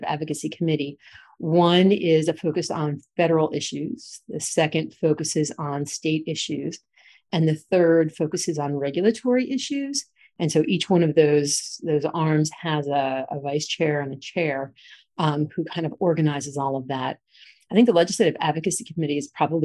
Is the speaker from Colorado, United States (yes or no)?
no; New Jersey, United States; now in North Carolina, United States; I'm from New Jersey.